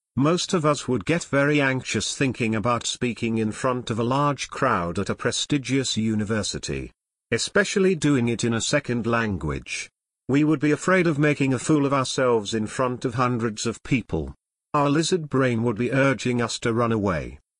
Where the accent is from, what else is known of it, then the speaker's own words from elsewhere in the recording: United States; moved away as an adult; now in China; From America.